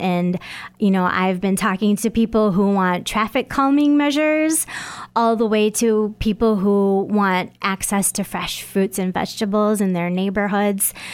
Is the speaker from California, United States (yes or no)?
no; Bay City, Michigan, United States; moved away as an adult; also born or lived in Detroit, Michigan / Vermont / Saint Paul, Minnesota; now in Sioux Falls, United States; I was born and raised in Michigan, born in Detroit, and raised in a small town called Bay City